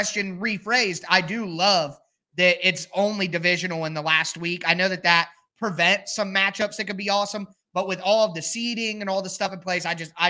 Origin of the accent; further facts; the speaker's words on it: Ohio, United States; born there; Well, I was born in Ohio and I live in Ohio.